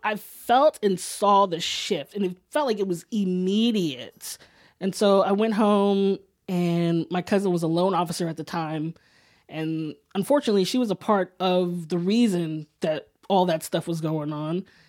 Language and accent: English; Sacramento, California, United States; now in San Francisco, United States; I was born and raised in Northern California.